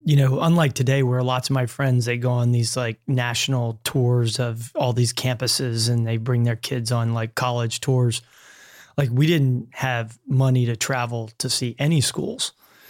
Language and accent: English; Louisiana, United States; growing up in Southern Louisiana, you know, you have a kind of a narrow view of the world.